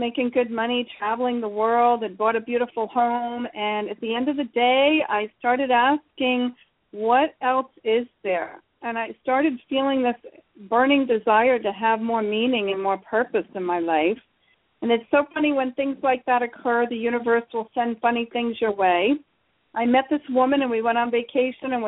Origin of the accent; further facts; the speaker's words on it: Rhode Island, United States; I come from Rhode Island on the east coast of the United States, one of the loud Italians and the crazy Irish people live. And I kind of grew up in an unfiltered environment